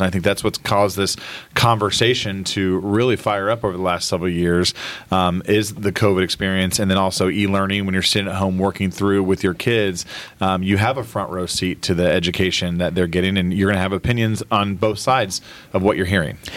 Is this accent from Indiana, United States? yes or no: yes; Noblesville, Indiana, United States; I was born and raised in Noblesville